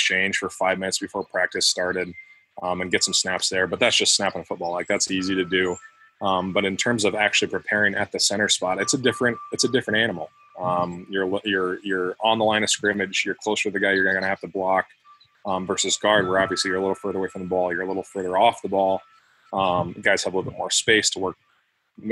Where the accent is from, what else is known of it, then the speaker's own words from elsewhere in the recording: Williamsburg, Iowa, United States; also born or lived in Los Angeles area, California; We grew up in Williamsburg, so we've always wanted to settle down here